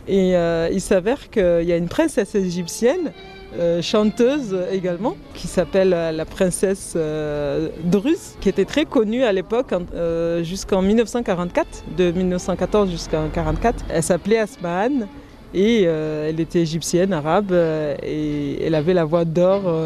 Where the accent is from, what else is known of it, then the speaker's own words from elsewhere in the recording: Sada, Mayotte; je viens de Mayotte, comme je vous ai dit. Dans la commune où je viens, Sada